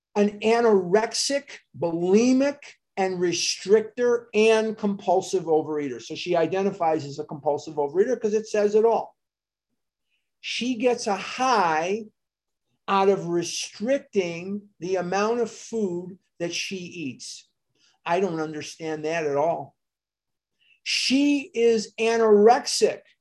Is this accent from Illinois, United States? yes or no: yes; Chicago, Illinois, United States; now in Scottsdale, United States; I am born and raised in Chicago, Illinois.